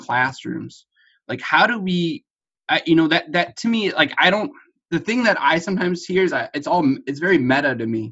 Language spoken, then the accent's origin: English; Detroit, Michigan, United States; I grew up in Detroit and right outside of the Detroit area.